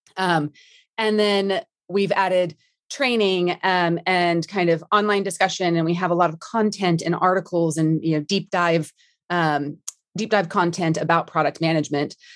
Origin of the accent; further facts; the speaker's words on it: Dallas, Texas, United States; moved away as an adult; now in London, United Kingdom; born and raised in D F W, love Texas